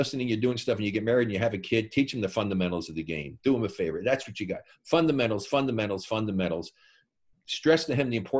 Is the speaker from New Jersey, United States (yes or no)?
yes; Elizabeth, New Jersey, United States; born there; Yeah, I was born in Elizabeth.